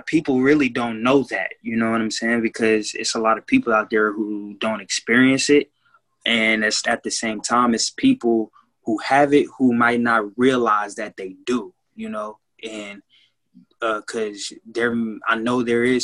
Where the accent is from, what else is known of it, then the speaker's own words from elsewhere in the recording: Kansas City, Missouri, United States; from Kansas City, Missouri as well